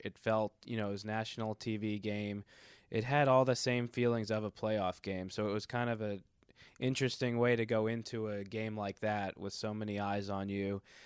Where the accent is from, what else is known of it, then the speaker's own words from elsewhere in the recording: Boston, Massachusetts, United States; I grew up in Boston